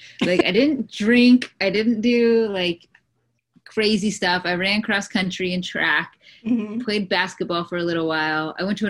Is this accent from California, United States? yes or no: yes; San Diego, California, United States; So I grew up in San Diego